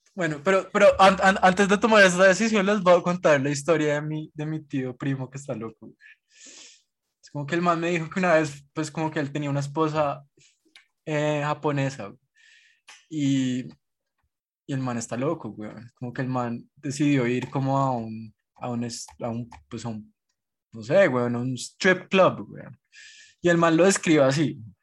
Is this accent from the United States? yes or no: no; Colombia; somos los colombianos